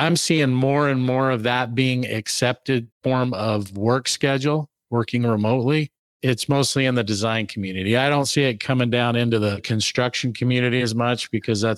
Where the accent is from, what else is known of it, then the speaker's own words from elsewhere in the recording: Salt Lake City, Utah, United States; I grew up here in Utah, Salt Lake City area, and it's always been my home.